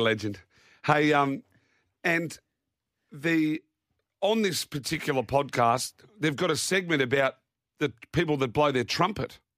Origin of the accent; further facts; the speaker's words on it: Naracoorte, South Australia, Australia; moved away; my hometown of Narracort